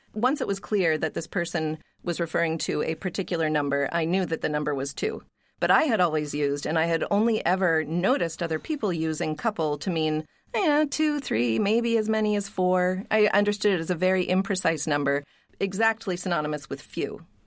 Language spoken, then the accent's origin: English; Pittsburgh, Pennsylvania, United States; moved away; also born or lived in New England; I grew up in Pittsburgh, and I moved to New England